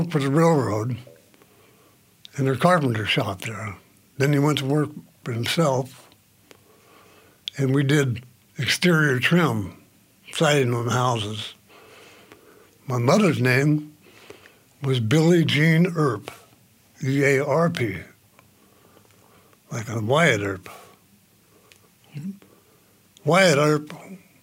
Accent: Roseville, California, United States; I grew up in the Roseville area

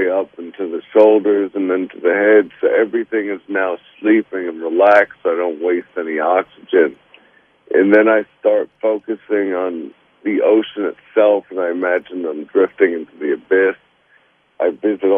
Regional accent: New York City, New York, United States; I grew up in Brooklyn, New York, and had a single mother

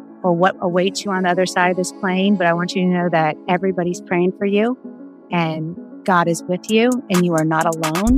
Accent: the South, United States; So we grew up in the South where everybody was like kind of fundamentalist Christian.

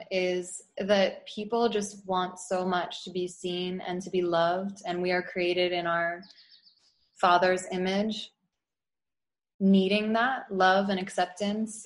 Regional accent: outside of Philadelphia, Pennsylvania, United States; growing up outside of Philly

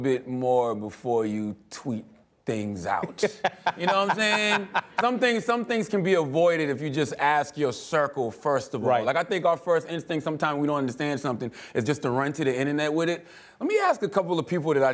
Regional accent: United States; growing up in America

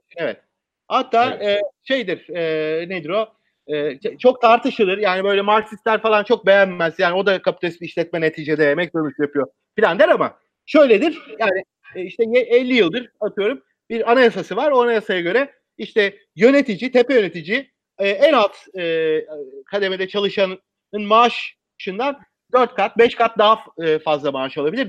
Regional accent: Bergama, İzmir, Turkey; Ben İzmirliyim, işte Bergamalıyım.

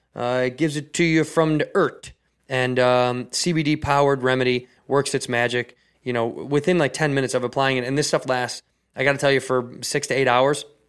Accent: Chicago, Illinois, United States; now in Southern California, United States; Chicago, my hometown

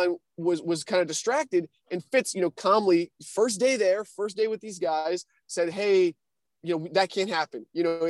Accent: New Hampshire, United States; I'm from New Hampshire

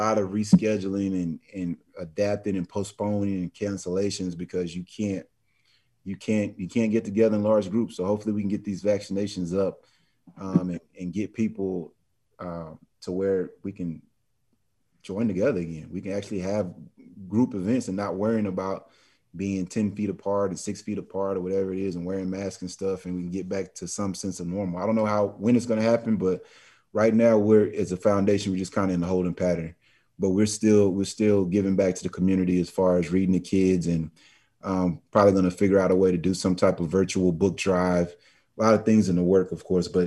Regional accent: Dallas, Texas, United States; I'm from Dallas

